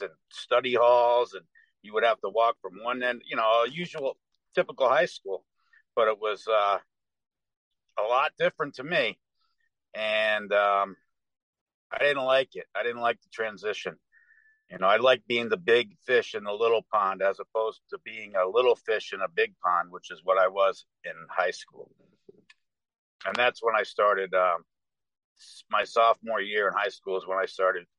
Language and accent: English; New England, United States; I grew up in New England.